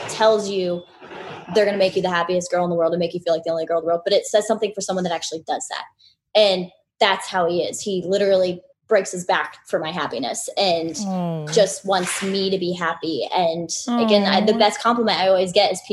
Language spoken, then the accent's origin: English; Orlando, Florida, United States; I'm from Orlando